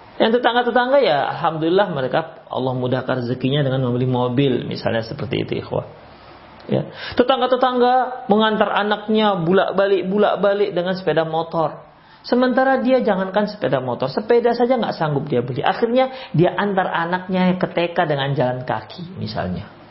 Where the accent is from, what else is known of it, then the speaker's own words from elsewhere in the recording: Medan, North Sumatra, Indonesia; kami orang Medan